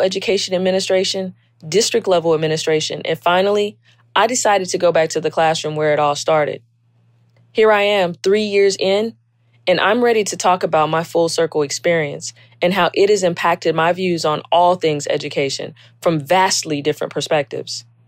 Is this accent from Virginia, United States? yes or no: no; South Carolina, United States; I was born and raised in South Carolina